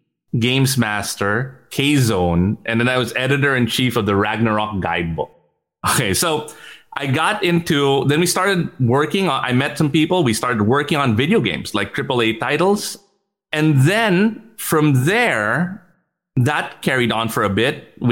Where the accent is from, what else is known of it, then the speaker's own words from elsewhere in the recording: Switzerland; also born or lived in United States; I grew up in Switzerland and in the US